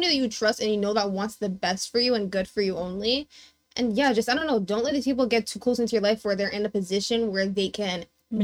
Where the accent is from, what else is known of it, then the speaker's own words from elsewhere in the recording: Mississauga, Ontario, Canada; I was raised in Mississauga, and, like, I was born here, so growing up, I was literally just white people.